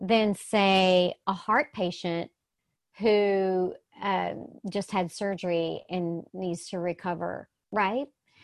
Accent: the South, United States; I'm from the South

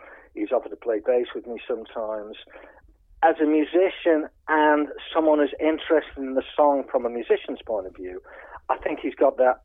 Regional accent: Liverpool, North West England, United Kingdom; I come from Liverpool.

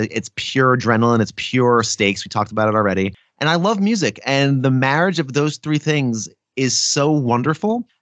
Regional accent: New Jersey, United States; I'm born and raised in New Jersey

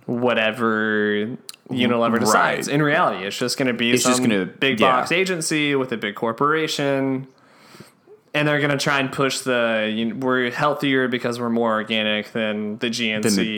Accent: Texas, United States; as a Texan

